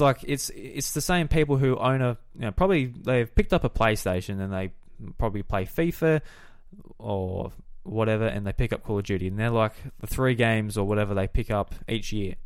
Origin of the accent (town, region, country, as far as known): Australia